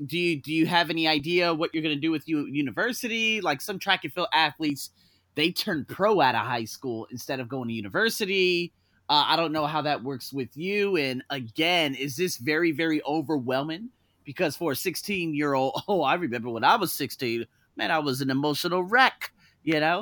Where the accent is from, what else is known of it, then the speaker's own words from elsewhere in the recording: Las Vegas, Nevada, United States; Las Vegas, where I'm from